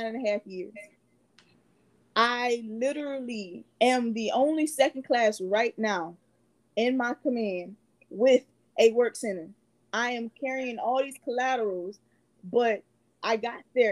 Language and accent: English; Cleveland, Ohio, United States; moved away; We're both from Cleveland, Ohio